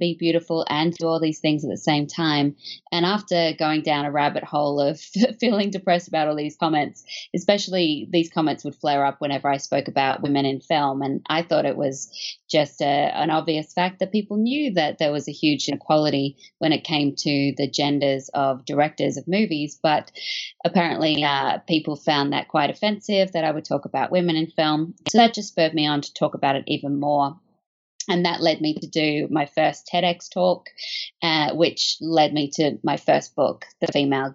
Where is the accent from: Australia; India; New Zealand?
Australia; moved away; as you can probably tell from my accent, I'm not from America. I was born in Australia, where I grew up on a steady diet of classic films